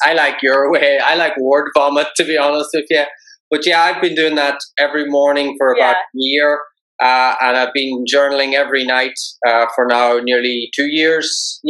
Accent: Ireland; I'm Irish.

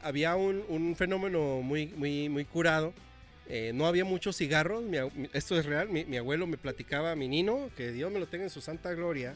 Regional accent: Mexico; nuestra cultura mexicana

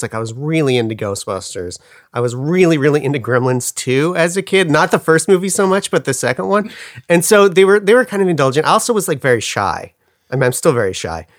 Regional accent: Pacific Grove, California, United States; moved away; also born or lived in Glendale, California; I grew up in Monterey, California, or Pacific Grove, California, to be more specific

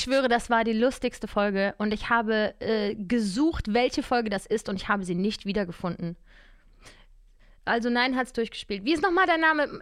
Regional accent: Cologne, North Rhine-Westphalia, Germany; now in Berlin, Germany; Ich komme ja auch aus Köln.

